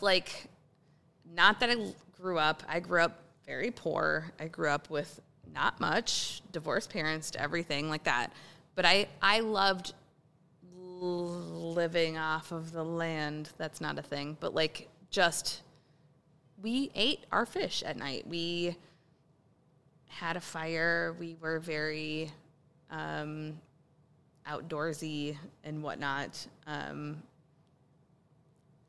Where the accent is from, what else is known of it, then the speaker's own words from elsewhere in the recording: Blooming Prairie, Minnesota, United States; I grew up in southern Minnesota